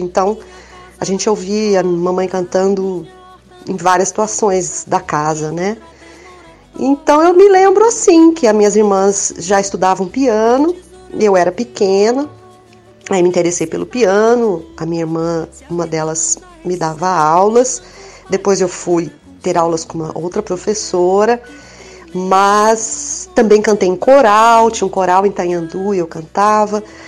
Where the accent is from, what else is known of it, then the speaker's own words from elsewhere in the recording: Minas Gerais, Brazil; eu sou de Minas e eu me lembro da minha infância em casa